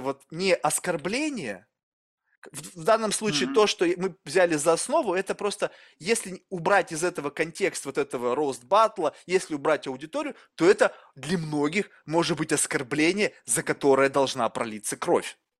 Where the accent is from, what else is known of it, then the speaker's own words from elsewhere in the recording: Russia; я вырос в России